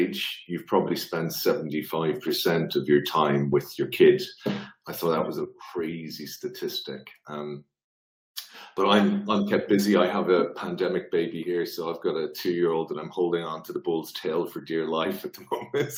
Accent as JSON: {"language": "English", "country": "Ireland", "also_born_or_lived": "Asia Pacific", "moved": "yes", "said": "I'm Irish"}